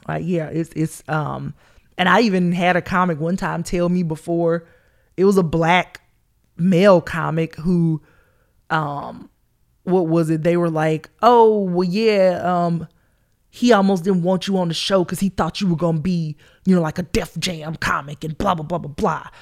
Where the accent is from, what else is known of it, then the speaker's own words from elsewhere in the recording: Columbus, Georgia, United States; accent: country twang; also born or lived in Atlanta, Georgia; I grew up in Columbus, Georgia. That's my hometown